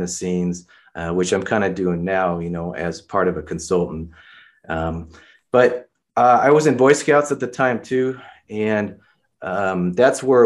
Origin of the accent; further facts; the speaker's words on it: Upland, California, United States; moved away as an adult; also born or lived in Santa Barbara, California; now in Denver, United States; I'm originally from California. I was born in Santa Barbara